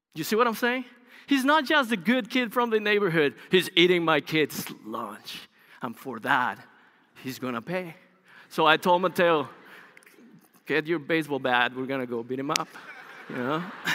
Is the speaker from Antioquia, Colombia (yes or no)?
no; Bogota, Colombia; English is a second language; moved away as an adult; also born or lived in Los Angeles, United States; now in United States; Bogota, which is the capital, is a large city, um, in Colombia. I grew up there